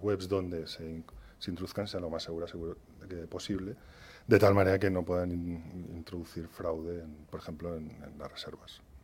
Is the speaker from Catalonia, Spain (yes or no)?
no; Valencia, Valencian Community, Spain; moved away as an adult; now in Madrid, Spain; Yo soy de Valencia